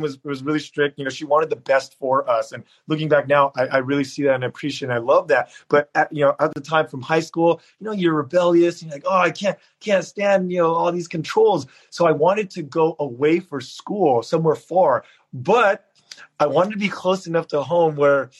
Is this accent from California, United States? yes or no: yes; San Jose, California, United States; also born or lived in Berkeley, California / San Diego, California; I grew up in San Jose in an apartment complex called Foxdale